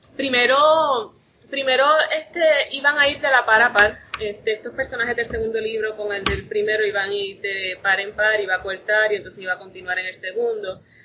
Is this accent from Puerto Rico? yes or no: yes; Toa Baja, Puerto Rico; also born or lived in Bayamón, Puerto Rico; Todavía vivo en Toda Baja, criada. No nacida, yo nací en, el, en Bayamón, pero no hicieron nada más que parirme en Bayamón y me trajeron a Tabaja